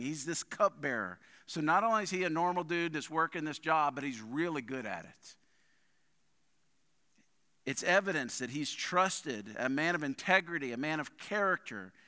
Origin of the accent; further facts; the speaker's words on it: New Orleans, Louisiana, United States; moved away; also born or lived in Hammond, Louisiana; my earliest memories of New Orleans were moving there as, I don't know, I must have been three or four years old, uh, we moved to New Orleans from Hammond to start a church.